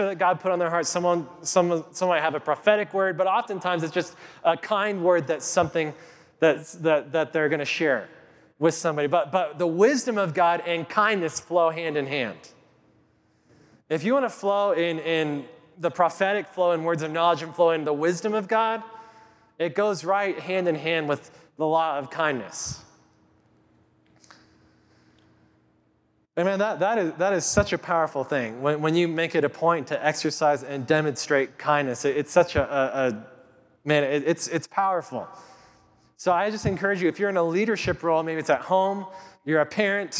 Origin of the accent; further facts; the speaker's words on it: Kit Carson, Colorado, United States; I grew up in Colorado. I grew up in Kit Carson, Colorado.